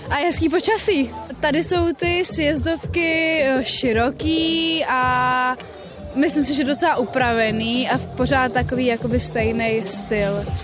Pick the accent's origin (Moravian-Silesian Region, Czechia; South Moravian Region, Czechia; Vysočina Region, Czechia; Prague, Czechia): Prague, Czechia; Jsem z Prahy a byla jsem poprvé.